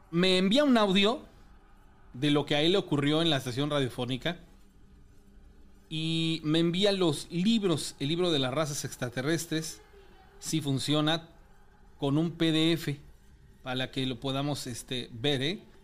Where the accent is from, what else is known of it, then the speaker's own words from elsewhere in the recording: Córdoba, Veracruz, Mexico; yo soy de Córdoba, Veracruz